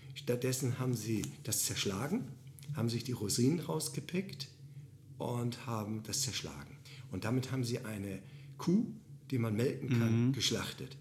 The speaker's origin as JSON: {"language": "German", "town": "Bad Oldesloe", "region": "Schleswig-Holstein", "country": "Germany", "said": "ich komme aus Oldesloe"}